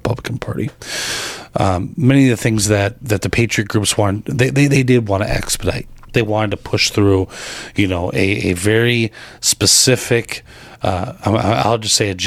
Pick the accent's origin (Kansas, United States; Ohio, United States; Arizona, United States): Arizona, United States; being a native of the state of Arizona and loving my home state